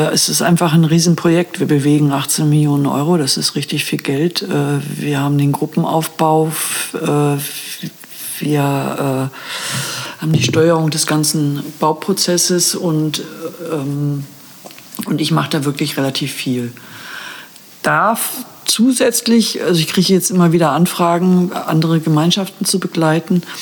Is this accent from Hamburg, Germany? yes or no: yes; Hamburg, Germany; now in Brandenburg, Germany; Also ich bin ursprünglich aus Hamburg.